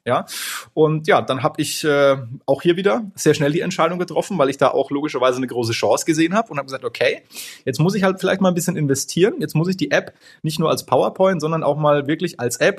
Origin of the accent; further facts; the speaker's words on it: Franconia, Bavaria, Germany; bei uns in Franken